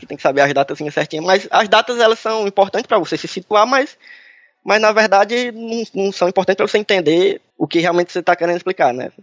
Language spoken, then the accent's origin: Portuguese; Brazil; a gente como brasileiro aqui